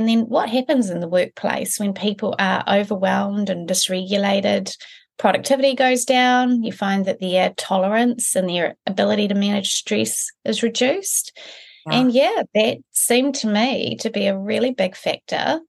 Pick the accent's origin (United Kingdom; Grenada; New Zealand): New Zealand; Blenheim, Marlborough; also born or lived in Christchurch; now in Auckland, New Zealand; I'm from Blenheim. It's a little town at the top of our South Island. So Kiwi born and bred